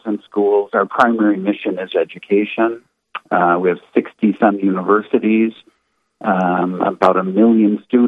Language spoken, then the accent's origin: English; St. Paul, Minnesota, United States; also born or lived in Winona, Minnesota; I was born and raised in St. Paul, Minnesota